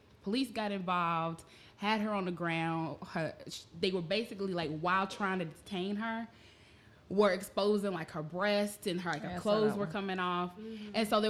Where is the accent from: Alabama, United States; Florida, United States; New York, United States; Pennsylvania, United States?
Alabama, United States; moved away; I'm from Alabama. Like, Waffle House is everywhere back where I'm from.